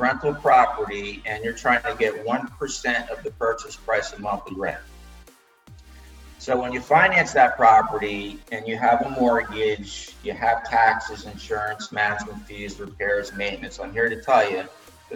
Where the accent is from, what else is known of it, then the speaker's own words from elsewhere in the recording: New Jersey, United States; moved away as an adult; now in Florida, United States; And I grew up in New Jersey, and basically I felt I had enough of the cold winters